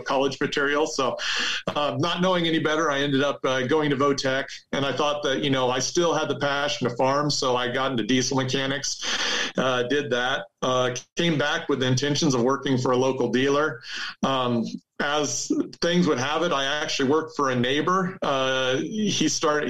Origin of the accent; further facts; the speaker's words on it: Almena, Kansas, United States; I grew up on a farm uh, in Norton County, Kansas